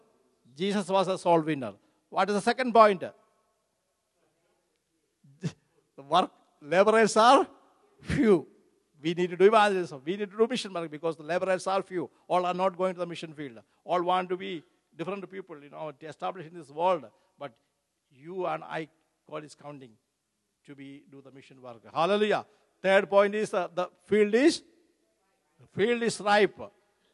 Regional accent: Kerala, India; moved away; my home state, Kerala

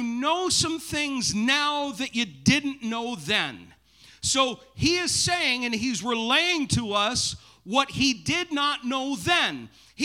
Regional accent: Maine, United States; growing up in Maine

